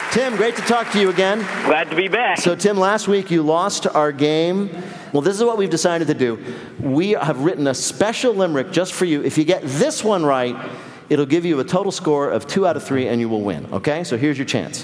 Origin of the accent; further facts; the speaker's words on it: New Jersey, United States; I'm from Jersey.